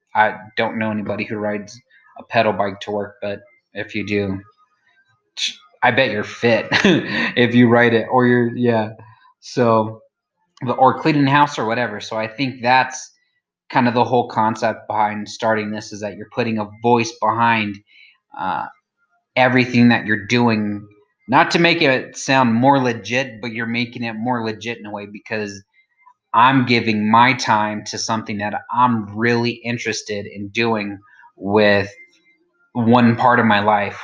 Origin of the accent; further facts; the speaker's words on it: New Mexico, United States; I'm from New Mexico